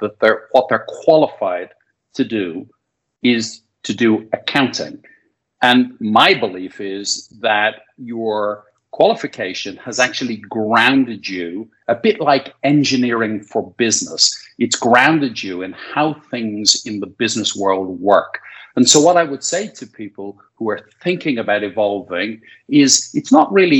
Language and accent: English; Dublin, Leinster, Ireland; born and raised in Dublin, played a bit of Gaelic football and rugby as a kid